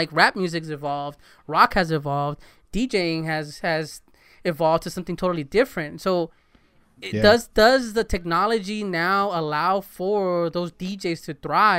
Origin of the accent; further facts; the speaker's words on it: California, United States; I grew up in Southern California listening to Power, and it's like DJ Henry.